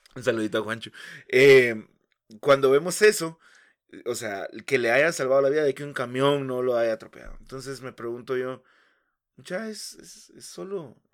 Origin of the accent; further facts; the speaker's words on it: Guatemala City, Guatemala Department, Guatemala; also born or lived in Villa Nueva; Yo crecí en la zona 18